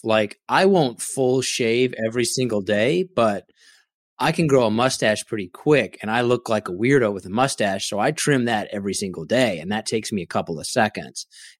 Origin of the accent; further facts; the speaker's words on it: Derby, Kansas, United States; moved away; I grew up in a smaller town.